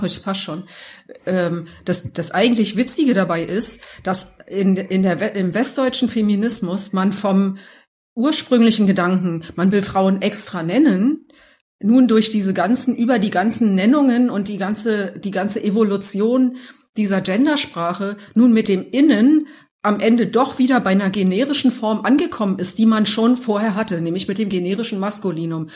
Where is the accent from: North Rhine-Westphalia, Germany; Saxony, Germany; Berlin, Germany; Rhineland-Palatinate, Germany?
Berlin, Germany; now in Munich, Germany; ich bin aus Berlin